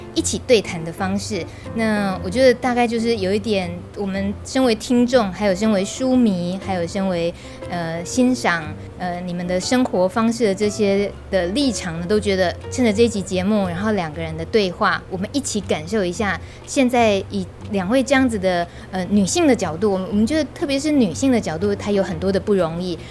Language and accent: Chinese; Taiwan; 以我们台湾人